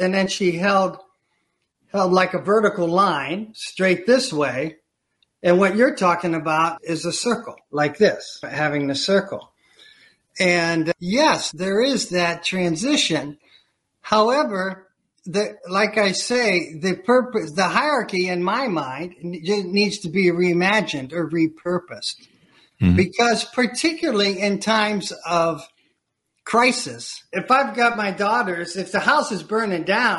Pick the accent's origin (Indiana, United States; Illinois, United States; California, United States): Illinois, United States; Chicago; I had the opportunity, I'm from Chicago, I had the opportunity to enroll within Second City Improvisational Theater